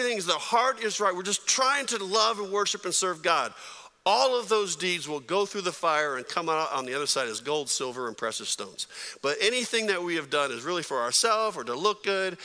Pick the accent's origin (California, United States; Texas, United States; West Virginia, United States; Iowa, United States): California, United States; San Jose; I grew up in San Jose, California